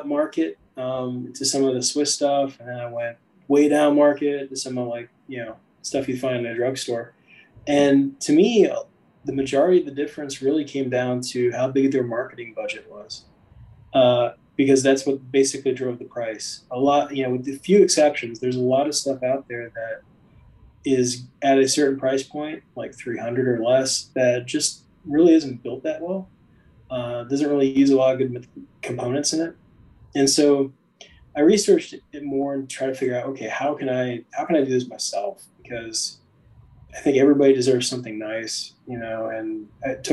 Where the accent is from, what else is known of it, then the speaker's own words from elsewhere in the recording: Allentown, Pennsylvania, United States; moved away as an adult; also born or lived in Greensboro, North Carolina; now in Charlotte, United States; I was born and raised outside of Philadelphia